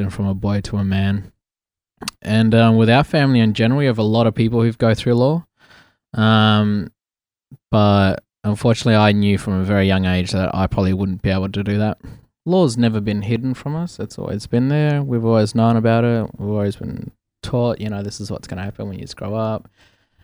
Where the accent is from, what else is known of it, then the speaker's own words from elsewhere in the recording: Port Hedland, Western Australia, Australia; also born or lived in Meekatharra; from Western Australia. I grew up mostly in Meekatharra and Port Hedland in WA